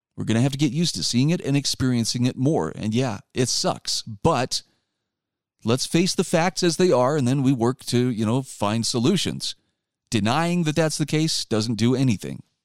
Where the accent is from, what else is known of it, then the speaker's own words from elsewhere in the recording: Utah, United States; my home state of Utah